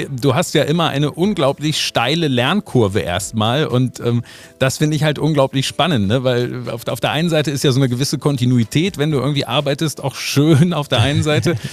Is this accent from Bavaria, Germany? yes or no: no; Wolfenbüttel, Lower Saxony, Germany; guck mal, da komme ich her, aus Wolfenbüttel.